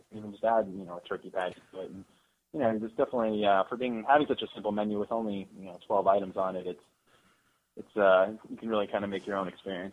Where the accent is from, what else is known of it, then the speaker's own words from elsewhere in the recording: Escondido, California, United States; I was born in Escondido